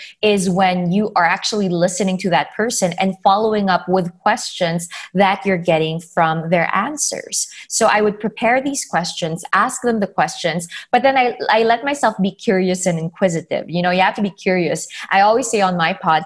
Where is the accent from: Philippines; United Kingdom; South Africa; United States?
Philippines; I come from the Philippines, and in our country, not a lot of people talk about mental health and mental health disabilities. I grew up being branded as just emotional or artistic